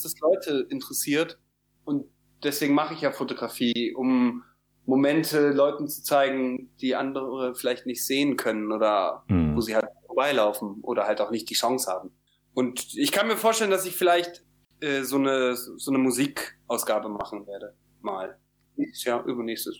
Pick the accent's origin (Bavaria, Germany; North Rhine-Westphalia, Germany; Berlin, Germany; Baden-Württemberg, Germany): North Rhine-Westphalia, Germany; Cologne; für mich als Kölner